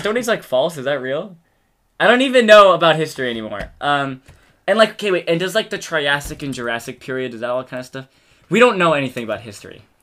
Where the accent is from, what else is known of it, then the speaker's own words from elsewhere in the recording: United States; accent: American; speaking American accent